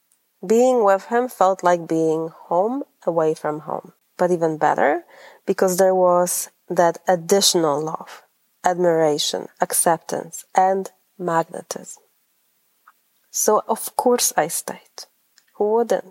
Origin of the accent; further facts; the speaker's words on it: Poland; English is a second language; moved away as an adult; also born or lived in Grand Rapids, Michigan; now in United States; I am originally from Poland.